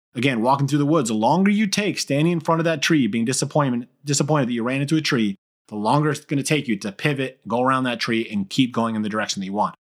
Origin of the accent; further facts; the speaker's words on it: Brookfield, Connecticut, United States; also born or lived in Argentina / Newtown, Connecticut; I was born in Argentina, I was Hispanic, I, you know, that was, I was reminded of that numerous times growing up in, you know, middle school and high school that I was Spanish, but I was, uh, still predominantly, you know, uh, i-, in a very white community here in Brookfield, Connecticut